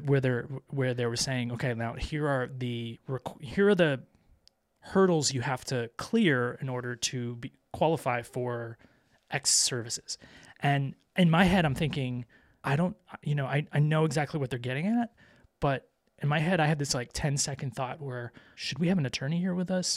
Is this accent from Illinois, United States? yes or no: no; Vero Beach, Florida, United States; moved away; I grew up in Vero Beach, Florida